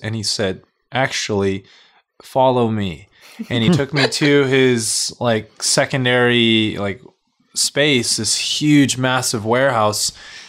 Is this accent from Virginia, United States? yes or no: no; Carson, California, United States; LA based, yeah. Born and raised here in Carson.